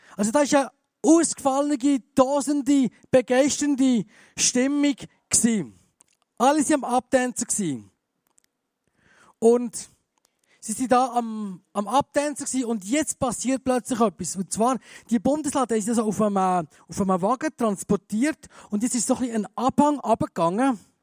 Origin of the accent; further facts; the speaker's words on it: Bern, Switzerland; moved away as an adult; now in Graubünden, Switzerland; Ich bin ja Berner. Das hört man vielleicht noch ein bisschen